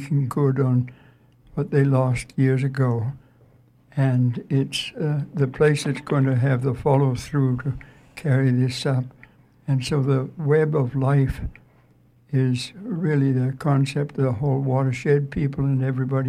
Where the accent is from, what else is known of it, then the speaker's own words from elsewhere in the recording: Maine, United States; I was born and brought up in Maine